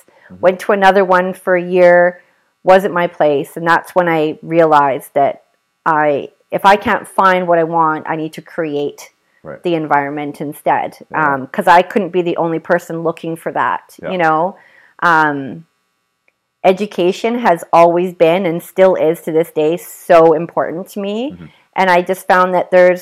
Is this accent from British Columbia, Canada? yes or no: yes; Parksville, British Columbia, Canada; also born or lived in Nanaimo; I grew up in Parksville